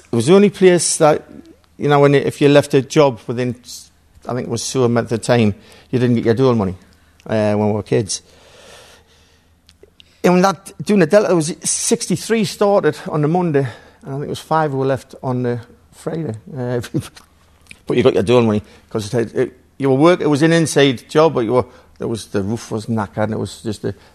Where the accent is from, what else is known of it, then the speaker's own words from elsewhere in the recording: Gateshead, North East England, United Kingdom; I'm from Gateshead